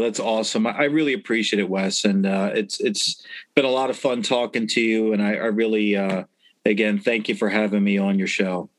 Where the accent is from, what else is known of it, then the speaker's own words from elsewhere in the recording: Baltimore, Maryland, United States; we definitely took pride in that we're yeah. from Baltimore